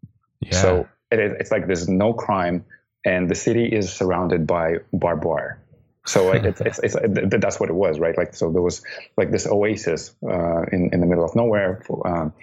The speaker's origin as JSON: {"language": "English", "region": "Baikonur", "country": "Kazakhstan", "tie": "born or raised there", "moved": "yes", "said": "That's my hometown."}